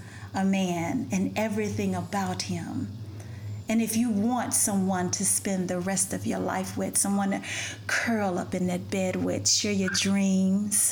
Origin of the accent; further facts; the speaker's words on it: United States; also born or lived in Ethiopia; I'm black American and I'm Ethiopian.